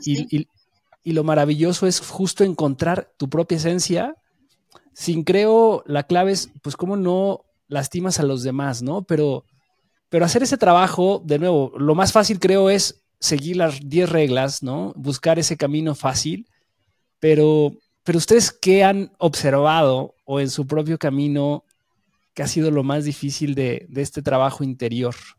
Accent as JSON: {"language": "Spanish", "country": "Mexico", "tie": "born or raised there", "said": "yo nací en México, mi familia es de una tradición católica muy arraigada"}